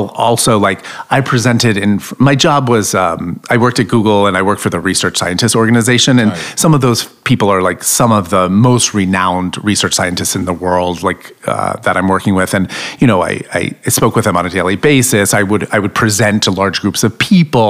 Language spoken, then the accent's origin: English; Florida, United States; now in New York, United States; I grew up trailer trash in Florida